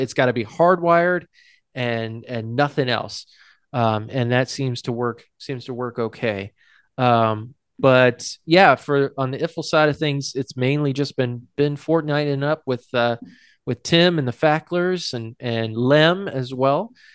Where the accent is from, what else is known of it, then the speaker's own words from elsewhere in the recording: Hudson, New Hampshire, United States; my hometown of, hometown of Hudson is a suburb of Nashua